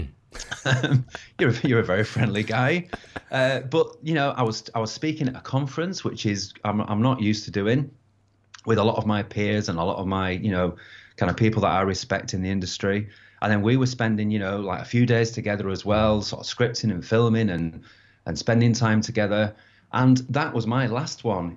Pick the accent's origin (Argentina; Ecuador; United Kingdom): United Kingdom; being British